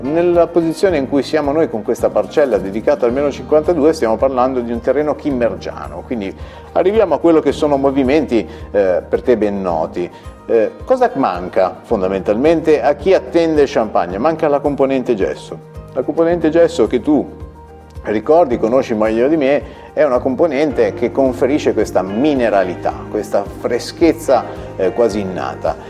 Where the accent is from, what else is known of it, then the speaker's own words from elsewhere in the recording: Genoa, Liguria, Italy; da genovese